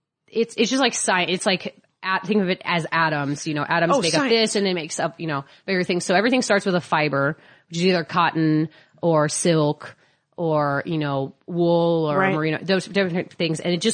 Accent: Midwest, United States; We always called it the fantasy shop. I'm from the Midwest.

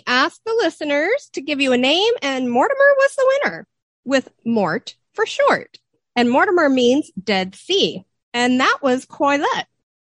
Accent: Southern California, United States; Growing up in Southern California, any gardening I did was always horrible trying to get through the clay.

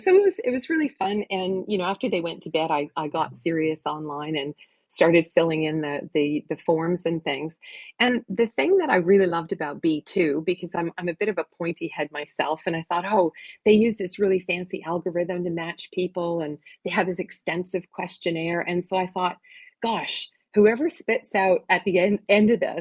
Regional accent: Oshawa, Ontario, Canada; I grew up in Oshawa, Ontario

